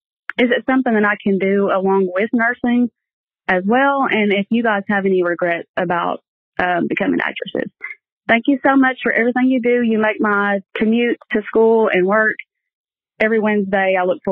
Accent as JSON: {"language": "English", "region": "Kentucky", "country": "United States", "said": "I'm from Kentucky."}